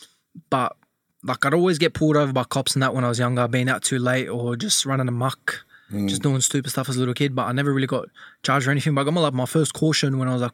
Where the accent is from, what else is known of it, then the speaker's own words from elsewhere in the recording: Cabramatta, New South Wales, Australia; I lived all over, different housing commissions and that. But at the start, when my mum and dad were together, it was out in Cabramatta.